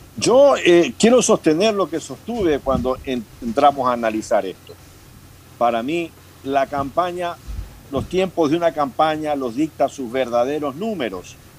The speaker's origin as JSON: {"language": "Spanish", "country": "Ecuador", "said": "los grandes núcleos mestizos que somos los ecuatorianos, sobre todo los quiteños"}